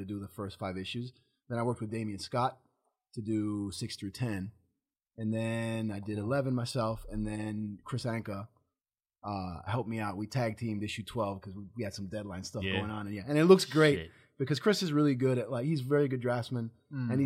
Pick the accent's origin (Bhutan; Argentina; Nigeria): Argentina; also born or lived in Chicago, United States / Japan; now in Los Angeles, United States; growing up in Latin America and Argentina